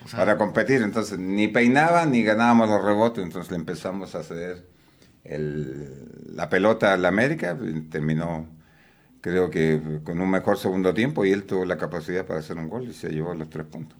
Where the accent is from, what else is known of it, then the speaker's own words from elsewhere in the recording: Chile; moved away as an adult; also born or lived in Veracruz, Mexico; now in Puebla, Mexico; yo soy chileno de nacimiento.